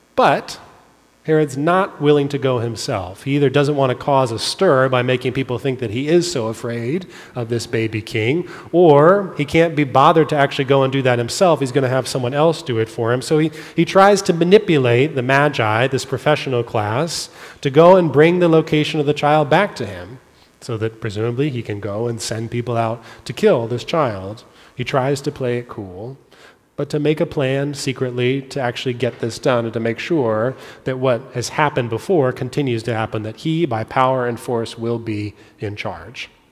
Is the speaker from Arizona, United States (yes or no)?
no; California, United States; I grew up in California.